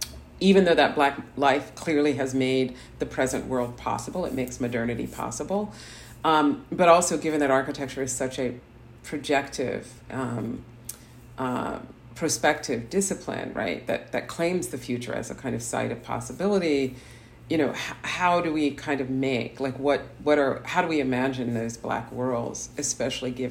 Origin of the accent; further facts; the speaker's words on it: New Jersey, United States; I'm a girl from Jersey.